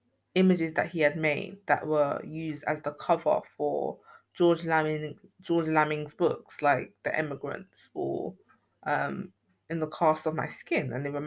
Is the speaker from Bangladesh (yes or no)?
no; Ghana; oral histories being so significant to me as a Ghanaian person